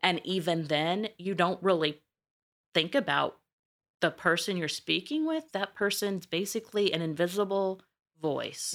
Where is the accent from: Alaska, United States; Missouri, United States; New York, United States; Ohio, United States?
Missouri, United States; accent: twang; moved away; originally, I'm from Missouri, a very small town